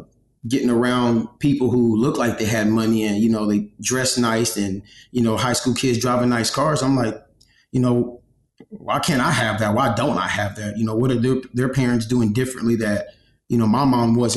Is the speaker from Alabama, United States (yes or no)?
no; Galveston, Texas, United States; also born or lived in New Mexico; I'm a what we call an island boy. I'm from Galveston, Texas